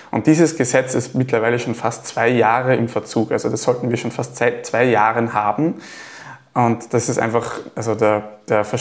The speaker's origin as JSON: {"language": "German", "town": "Gallneukirchen", "region": "Upper Austria", "country": "Austria", "said": "Also ich komme aus Gallnerkirchen"}